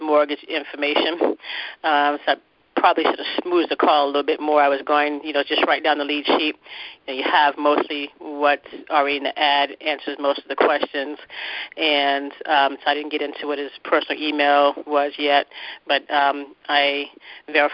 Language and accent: English; Charleston, South Carolina, United States; From Charleston, South Carolina.